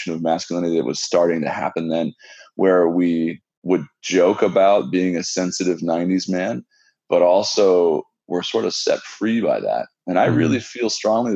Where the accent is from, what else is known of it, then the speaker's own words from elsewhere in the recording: West Coast, United States; moved away; I'm from the West Coast